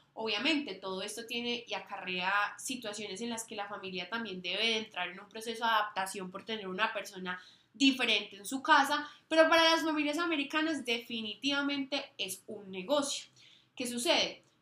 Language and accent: Spanish; Colombia; moved away as an adult; also born or lived in United States; no solo somos colombianas ni latinoamericanas